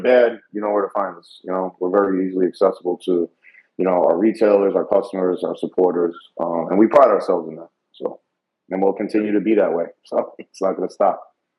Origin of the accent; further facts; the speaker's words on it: New York City, New York, United States; moved away; we're from New York